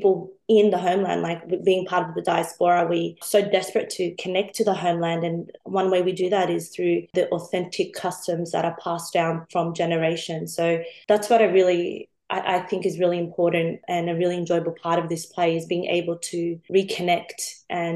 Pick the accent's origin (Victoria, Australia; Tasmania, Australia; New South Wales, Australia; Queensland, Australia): New South Wales, Australia; Sydney; growing up in Sydney